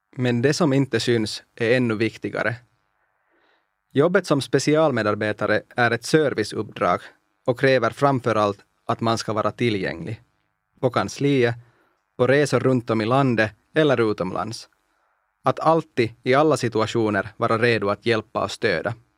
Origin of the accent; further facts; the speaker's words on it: Espoo, Uusimaa, Finland; first language Finnish; Swedish is a second language; also born or lived in Iisalmi, North Savo; Vi pratade inte partipolitik i mitt barndomshem, först i Idensalmi i norra Savolax, där jag föddes, och sen i Esbo.